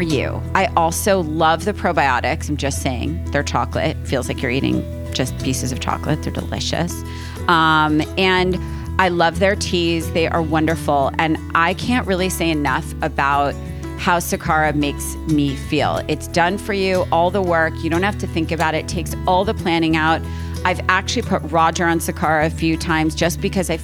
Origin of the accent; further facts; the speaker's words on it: East Coast, United States; I am from the East Coast